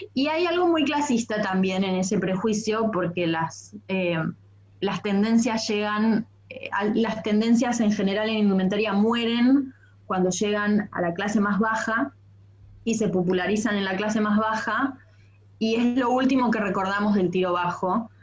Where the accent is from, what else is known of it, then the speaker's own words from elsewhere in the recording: Bariloche, Río Negro, Argentina; Imagínate que yo soy del sur, yo soy de Bariloche